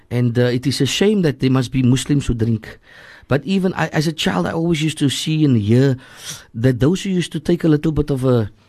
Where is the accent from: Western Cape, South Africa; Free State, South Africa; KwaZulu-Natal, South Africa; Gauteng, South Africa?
Western Cape, South Africa; Cape Town; also born or lived in District Six, Cape Town; I grew up in in Hanover Park. We were thrown out of District Six at a very early age, so we were thrown into Hanover Park.